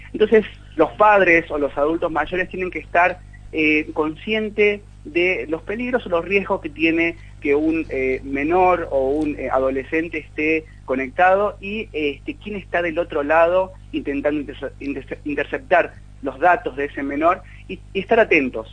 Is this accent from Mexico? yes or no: no; Argentina; estamos esperando como argentinos